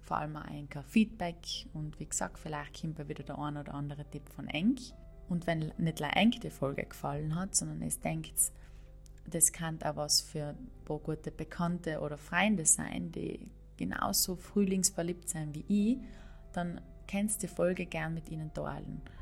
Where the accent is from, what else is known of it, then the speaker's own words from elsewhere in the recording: Trentino-Alto Adige, Italy; Und ich hoffe, ganz bald wieder meine Heimat Südtirol zu besuchen